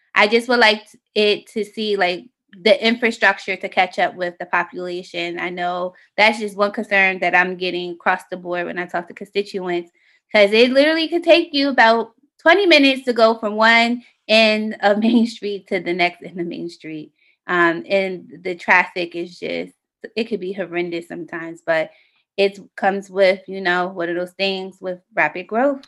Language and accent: English; Delaware, United States; also born or lived in Philadelphia, Pennsylvania / Middletown, Delaware; when I was ten years old, we moved to Delaware